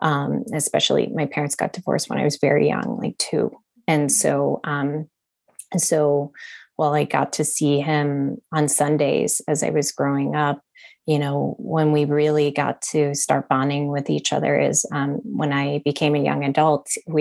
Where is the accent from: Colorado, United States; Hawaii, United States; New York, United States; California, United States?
Hawaii, United States; Honolulu; born there; So I was born in Honolulu near the military base there.